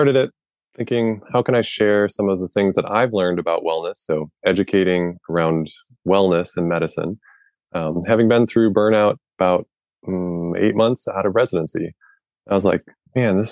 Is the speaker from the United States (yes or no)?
yes; Midwest, United States; So I grew up in the Midwest